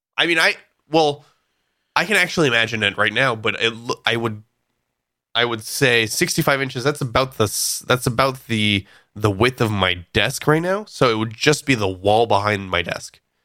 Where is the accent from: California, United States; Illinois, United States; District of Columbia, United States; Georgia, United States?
California, United States